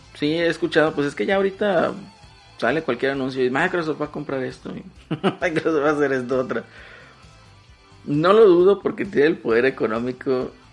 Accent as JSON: {"language": "Spanish", "country": "Mexico", "said": "como prieto mexicano"}